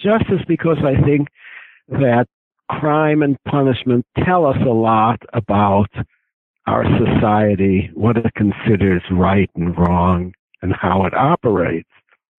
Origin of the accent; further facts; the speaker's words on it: Chicago, Illinois, United States; born there; Well, I was born in Chicago, which I think is irrelevant, but it's a great city.